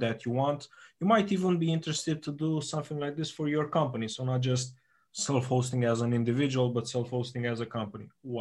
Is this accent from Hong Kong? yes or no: no; Romania; we're from Romania